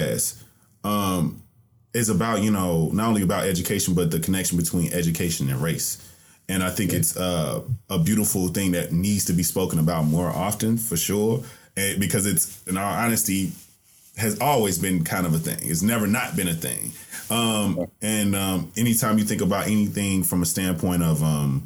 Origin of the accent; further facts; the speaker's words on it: the South, United States; I'm from the South